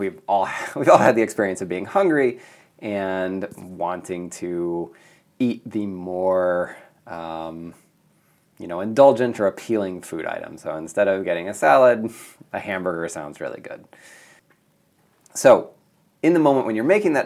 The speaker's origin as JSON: {"language": "English", "town": "Mead", "region": "Nebraska", "country": "United States", "tie": "born or raised there", "also_born_or_lived": "California / East Africa", "moved": "as an adult", "said": "I'm originally from Nebraska. I grew up on a farm a few miles north of Meade, Nebraska."}